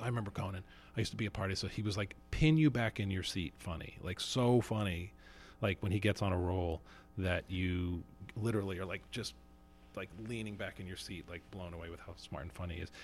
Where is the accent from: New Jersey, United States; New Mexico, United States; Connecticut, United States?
New Jersey, United States; moved away as an adult; I grew up in North Jersey